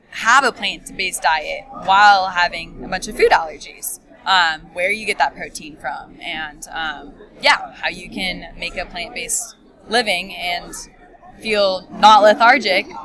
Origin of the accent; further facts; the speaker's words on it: Mission Viejo, California, United States; Viejo, California, which is more southern.